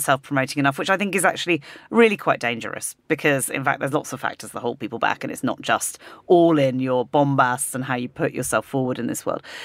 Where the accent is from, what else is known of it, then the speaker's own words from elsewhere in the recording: United Kingdom; as a British person